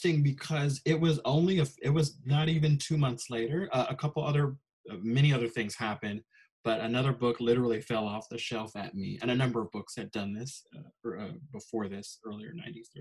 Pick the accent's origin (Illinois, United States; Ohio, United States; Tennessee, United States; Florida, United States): Illinois, United States; Chicago; moved away; also born or lived in Minnesota; I grew up in Chicago